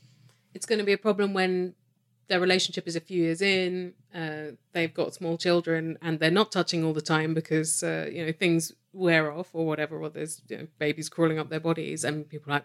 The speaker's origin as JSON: {"language": "English", "country": "United Kingdom", "moved": "yes", "lives_now": "Canada", "said": "Yes, official Brit."}